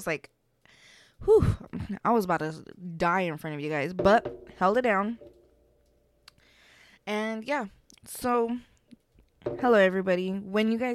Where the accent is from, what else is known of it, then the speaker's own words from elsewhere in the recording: Las Vegas, Nevada, United States; I'm from Vegas